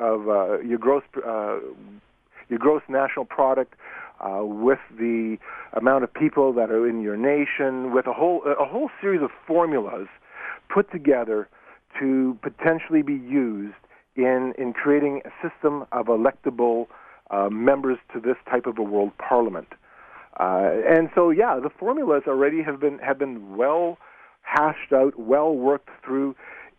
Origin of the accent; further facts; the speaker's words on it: Canada; as a Canadian